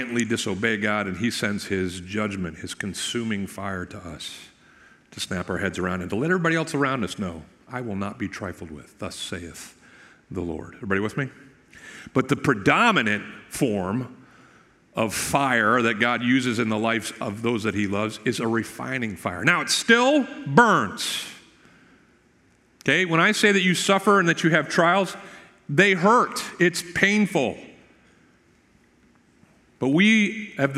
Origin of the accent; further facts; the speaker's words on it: Maine, United States; now in Florida, United States; where I grew up in Maine